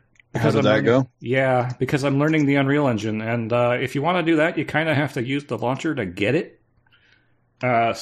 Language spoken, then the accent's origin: English; Canada; I'm Canadian.